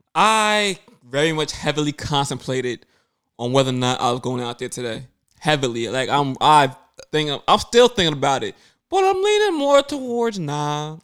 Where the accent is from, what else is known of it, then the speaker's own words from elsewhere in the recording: New York City, New York, United States; I grew up in Brooklyn